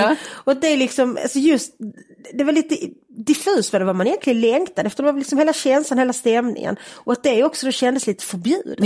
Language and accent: Swedish; Malmö, Skåne, Sweden; Jag är uppväxt i Malmö på Sofielund